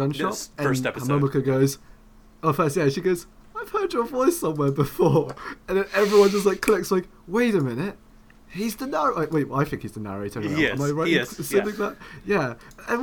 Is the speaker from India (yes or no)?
no; England, United Kingdom; I'm English